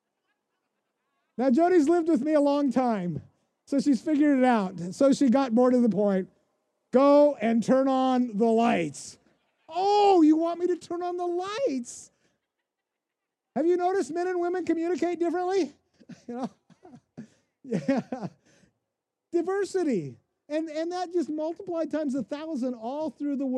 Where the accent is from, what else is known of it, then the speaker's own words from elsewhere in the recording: Pacific Northwest, United States; moved away; also born or lived in Kansas City, Missouri; I grew up in the Pacific Northwest.